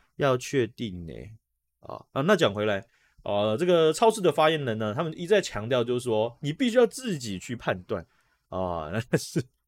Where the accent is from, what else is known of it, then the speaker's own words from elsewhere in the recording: Taiwan; 这在我们台湾人的经验